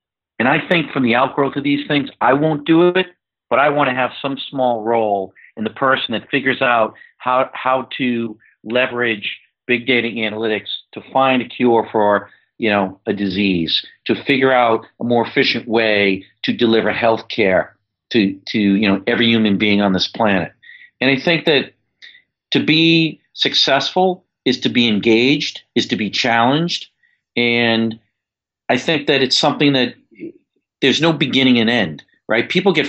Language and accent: English; Yonkers, New York, United States; I'm a kid from Yonkers, New York. We had no money to travel anywhere.